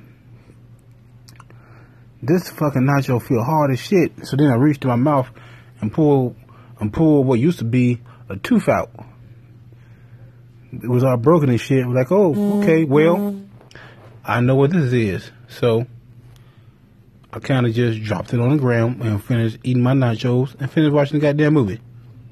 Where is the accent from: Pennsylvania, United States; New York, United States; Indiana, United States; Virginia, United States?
Indiana, United States; Gary; I'm from Gary